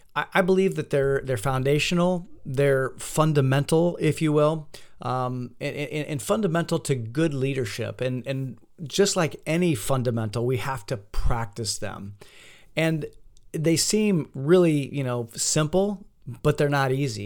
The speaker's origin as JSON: {"language": "English", "town": "Fort Wayne", "region": "Indiana", "country": "United States", "tie": "born or raised there", "moved": "yes", "said": "my hometown of Fort Wayne, Indiana"}